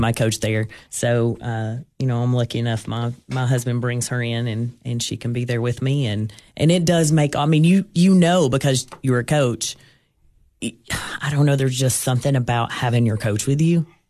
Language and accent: English; Gainesboro, Tennessee, United States; I grew up in Jackson County, um, went to school in Gainesboro